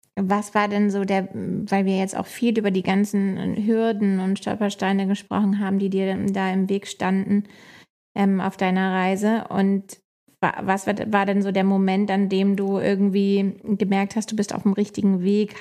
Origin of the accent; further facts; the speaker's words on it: Hamburg, Germany; Ich bin ja Hamburgerin